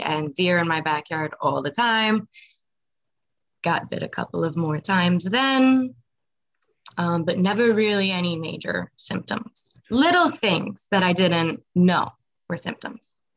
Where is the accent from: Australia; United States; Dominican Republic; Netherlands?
United States; Nassau County, Long Island, New York; also born or lived in Wantagh, New York / Massapequa, New York / Manorville, New York; I grew up though in Nassau County